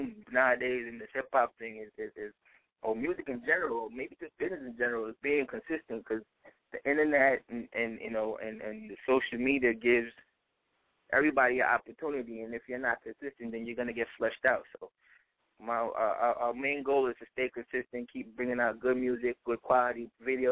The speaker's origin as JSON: {"language": "English", "town": "New York City", "region": "New York", "country": "United States", "said": "I'm from Brooklyn"}